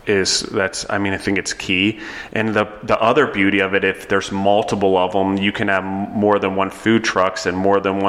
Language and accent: English; East Coast, United States; now in Colorado, United States; I'm from the East Coast